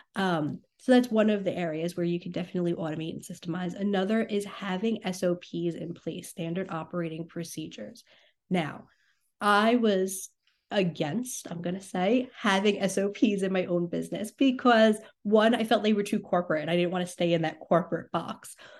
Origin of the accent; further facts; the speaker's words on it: New York, United States; I'm from New York.